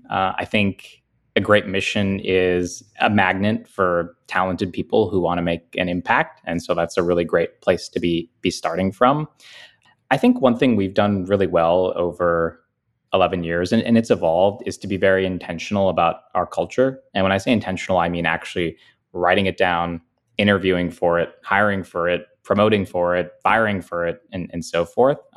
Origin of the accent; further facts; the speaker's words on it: United States; born there; I was born in America to parents who, you know, had valued education.